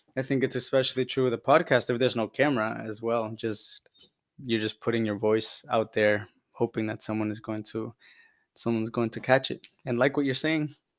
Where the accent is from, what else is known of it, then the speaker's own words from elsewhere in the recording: Honduras; now in United States; I'm from Honduras, originally born there, migrated to the U S in two thousand five